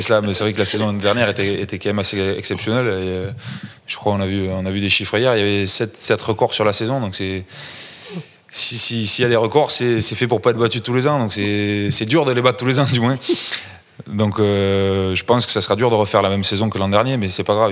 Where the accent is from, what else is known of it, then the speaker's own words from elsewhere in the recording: Toulouse, Occitania, France; je suis toulousain